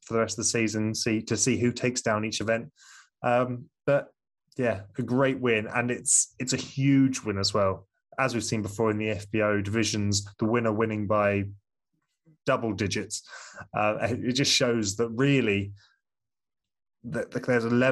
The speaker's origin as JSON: {"language": "English", "country": "United Kingdom", "said": "I'm British"}